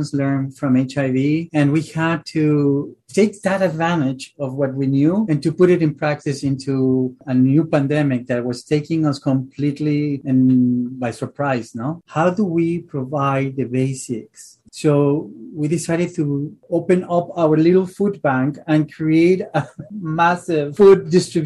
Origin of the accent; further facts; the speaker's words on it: Mexico City, Mexico; moved away as an adult; now in Philadelphia, United States; born and raised in Mexico City, and then coming to Philly